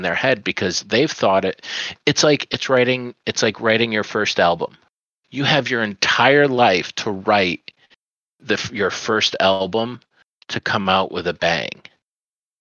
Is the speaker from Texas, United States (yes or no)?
no; Central New York, United States; moved away; growing up in Central New York, it was interesting